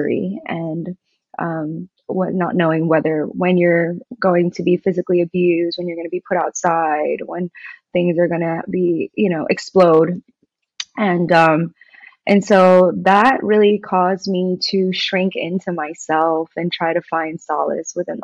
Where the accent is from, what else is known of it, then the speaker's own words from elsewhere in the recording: New York, United States; I grew up in New York.